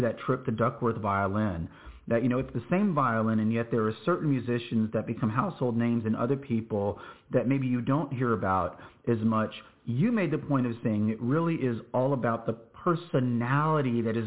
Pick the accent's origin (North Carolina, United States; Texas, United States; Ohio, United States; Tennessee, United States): Texas, United States; New Braunfels; in my hometown of New Braunfels, Texas